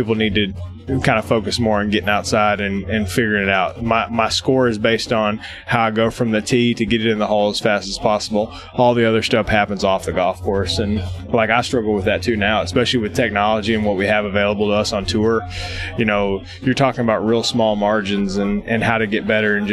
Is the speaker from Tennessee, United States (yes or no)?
yes; Tennessee, United States; I'm from Tennessee